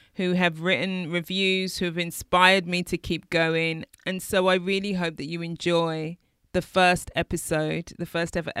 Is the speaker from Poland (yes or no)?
no; London, United Kingdom; I'm from East London